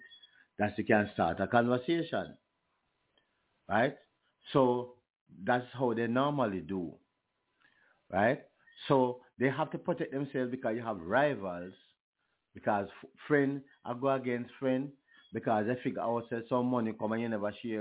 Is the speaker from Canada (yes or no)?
no; Jamaica